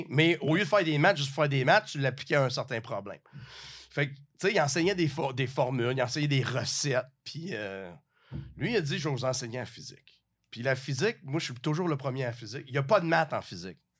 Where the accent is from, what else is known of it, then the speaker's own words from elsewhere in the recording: Rivière-du-Loup, Quebec, Canada; je viens de, la région, je viens du Bas-Saint-Laurent, petite ville, Rivière-du-Loup